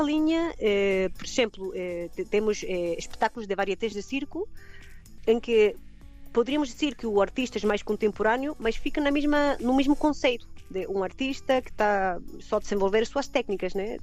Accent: Chile; Portuguese is a second language; moved away as an adult; now in Algarve, Portugal; meu país de origem, né, no Chile

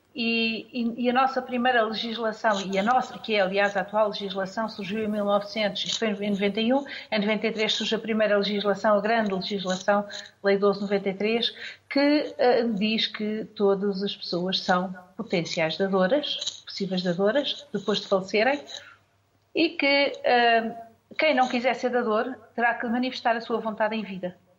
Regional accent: Portugal

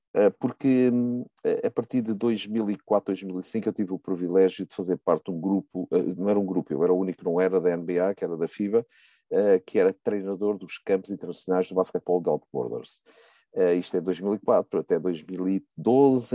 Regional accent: Riachos, Santarém District, Portugal; minha terra natal, que é o Riacho, ao pé de Torres Novas

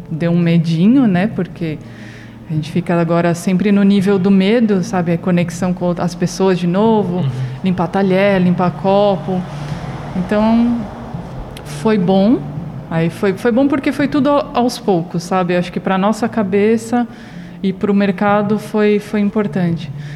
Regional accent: São Paulo, Brazil; moved away; Eu sou de São Paulo

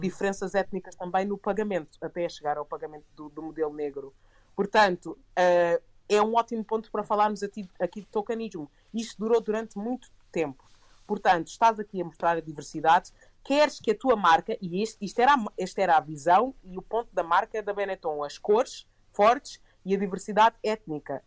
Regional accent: Portugal; crescendo em Portugal

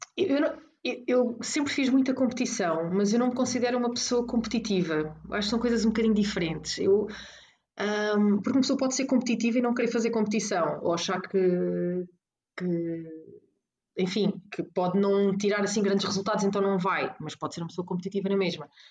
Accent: Caldas da Rainha, Leiria District, Portugal; also born or lived in Porto; eu cresci nas Caldas da Rainha

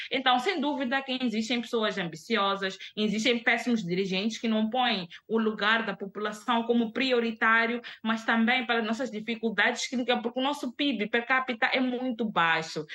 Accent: Mozambique; A nossa língua oficial em Moçambique é, a, é, é, é o português

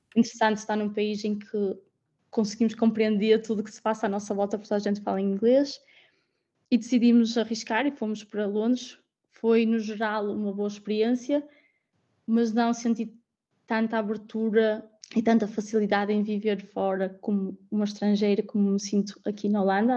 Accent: Guimarães, Norte, Portugal; moved away as an adult; also born or lived in London, United Kingdom / Netherlands; now in The Hague, Netherlands; Eu sou de Guimarães, óbvio que o meu sentimento de casa é sempre lá

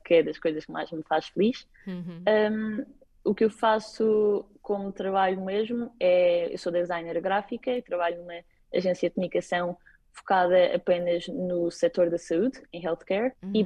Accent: Madeira, Portugal; moved away as an adult; now in Copenhagen, Denmark; Quando digo que sou da Madeira

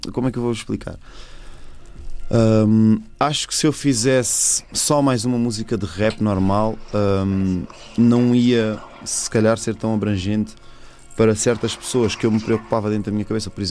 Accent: Mozambique; now in Portugal; Então, sou moçambicano, tipo pessoal não está habituado a, a, a, conviver com tantos moçambicanos

